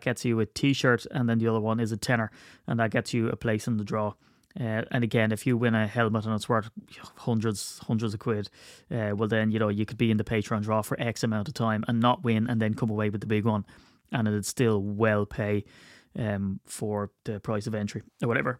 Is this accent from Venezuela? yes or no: no; Ireland